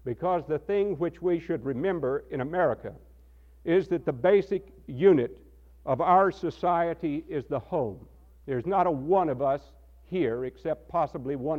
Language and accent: English; Texas, United States; now in Asheville, United States; I come from Texas